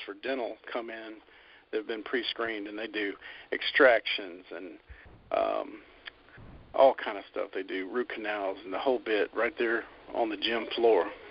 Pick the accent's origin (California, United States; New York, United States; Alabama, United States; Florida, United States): Alabama, United States; Birmingham; I'm from America, obviously, and uh, I was born in Birmingham, Alabama